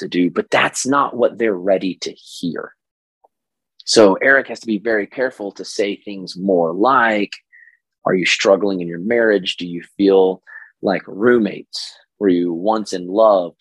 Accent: Oklahoma, United States; this is my Oklahoma voice, even though I'm from Oklahoma

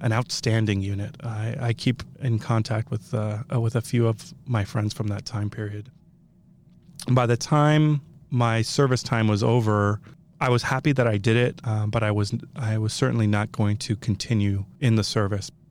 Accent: Reno, Nevada, United States; also born or lived in Tehran, Iran; I grew up in Reno, stayed in Reno all the way through high school

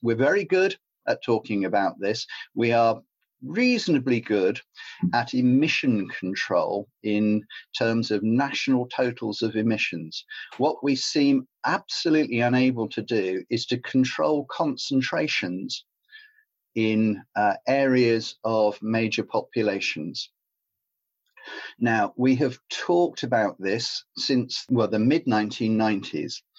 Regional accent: Cornwall, South West England, United Kingdom; I grew up in Cornwall

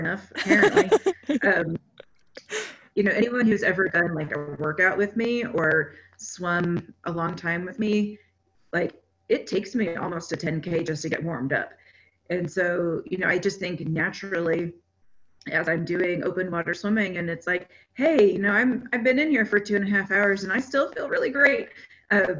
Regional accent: Texas, United States; now in Colorado, United States; I grew up in Texas

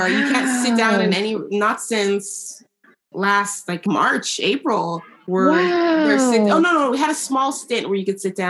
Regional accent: Oakland, California, United States; moved away as an adult; now in Quebec, Canada; I'm from California. I've been here 10 years. I'm from the Bay Area.

